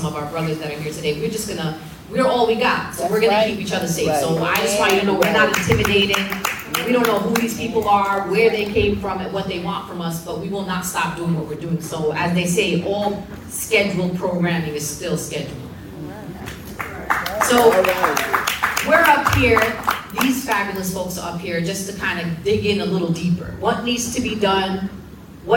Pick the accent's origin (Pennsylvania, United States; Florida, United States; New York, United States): New York, United States; I'm from New York